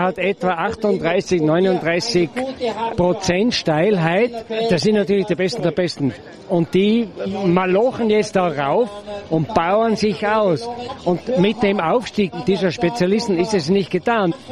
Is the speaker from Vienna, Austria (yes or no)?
no; Zillertal, Tyrol, Austria; Ich bin froh, dass ich im Zillertal geboren bin, dass ich hier aufwachsen durfte